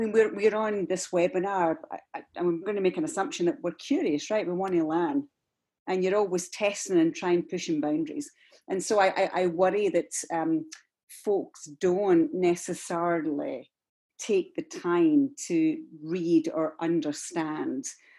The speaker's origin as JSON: {"language": "English", "country": "United Kingdom", "moved": "as an adult", "lives_now": "United States", "said": "I'm clearly British, I don't get to vote. I've lived in this for 20 years. My immigration status has all changed or gone on hold just now while we deal with this."}